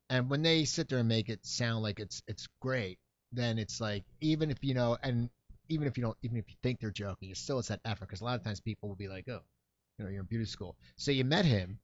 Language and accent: English; Cherry Hill, New Jersey, United States; moved away; I grew up in Cherry Hill, New Jersey